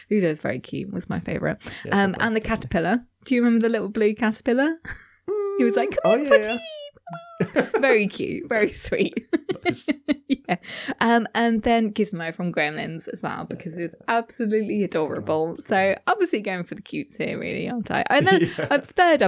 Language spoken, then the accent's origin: English; United Kingdom; I'm British